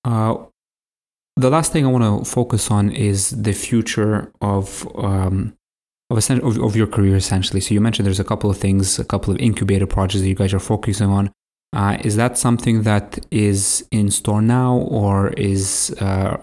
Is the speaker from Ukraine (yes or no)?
yes; Ukraine; moved away; We're originally from Ukraine, so she hasn't taught over 20 years, but when we lived in Ukraine, she taught there